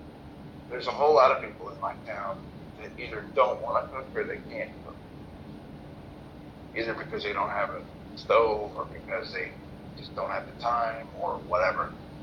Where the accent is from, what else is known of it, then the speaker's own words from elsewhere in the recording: Atlanta, Georgia, United States; So I've been looking at the census for my hometown.